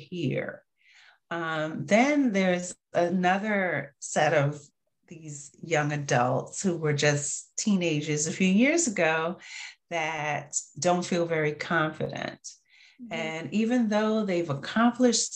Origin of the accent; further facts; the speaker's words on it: New York, United States; I'm from New York.